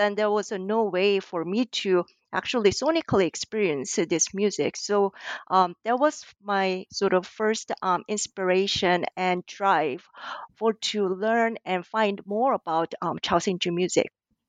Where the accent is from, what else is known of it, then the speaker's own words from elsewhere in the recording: South Korea; moved away as an adult; now in United States; I was born and raised in South Korea until I moved to the U.S. As an international student with intention to study Western classical music as a violin player.